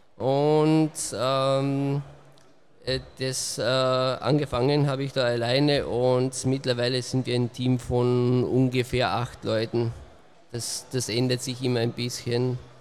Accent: Austria; Ich komme aus Österreich, also ziemlich weit angereist.

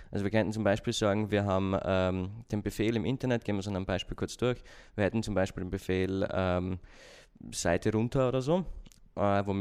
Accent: Austria; accent: Austrian; muss aufpassen auf meinen Akzent, ich bin ein Österreicher, falls

